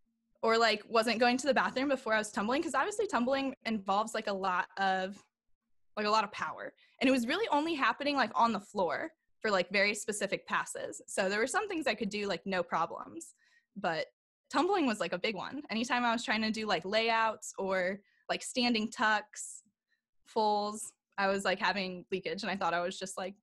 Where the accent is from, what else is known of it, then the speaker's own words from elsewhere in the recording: St. Louis, Missouri, United States; I grew up in St. Louis.